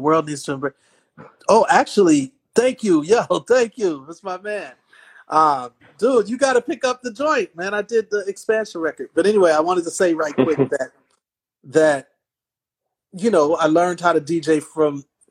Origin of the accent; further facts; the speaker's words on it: Milwaukee, Wisconsin, United States; No, I'm from Milwaukee.